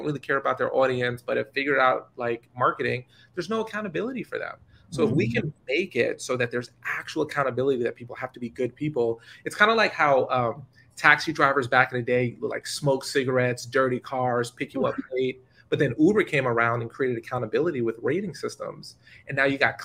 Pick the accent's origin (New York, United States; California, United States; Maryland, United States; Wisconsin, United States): New York, United States; I'm from New York